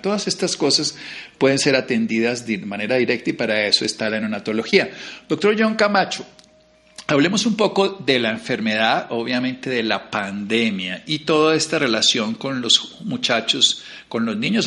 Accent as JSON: {"language": "Spanish", "country": "Colombia"}